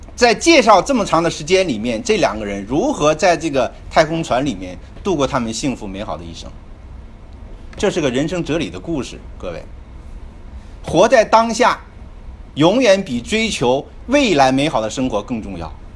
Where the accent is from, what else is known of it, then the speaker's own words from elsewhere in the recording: China; 我们中国人